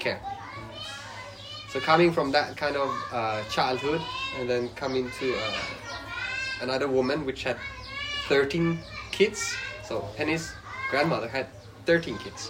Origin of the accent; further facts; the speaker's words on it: Sweden; English is a second language; moved away as an adult; now in Laos; I come from Sweden